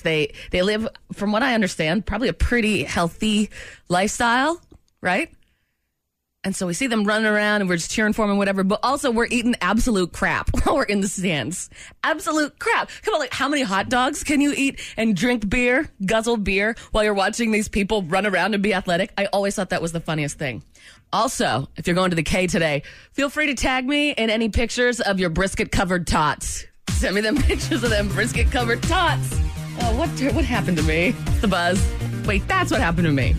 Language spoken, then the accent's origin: English; Maine, United States; now in Kansas City, United States; my home state of Maine